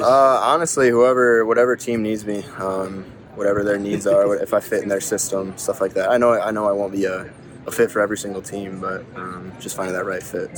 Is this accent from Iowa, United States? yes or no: yes; Iowa, United States; moved away; also born or lived in South Dakota; I'm from Iowa too